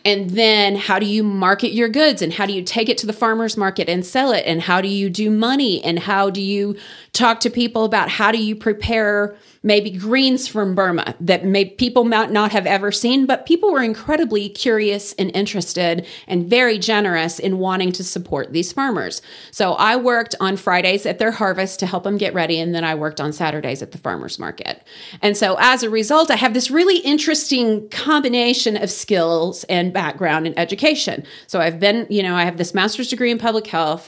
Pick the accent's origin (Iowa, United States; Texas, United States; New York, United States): Texas, United States; Wellington; moved away as an adult; also born or lived in Kansas City / Dallas–Fort Worth Metroplex / Houston; now in Amarillo, United States; I grew up in Wellington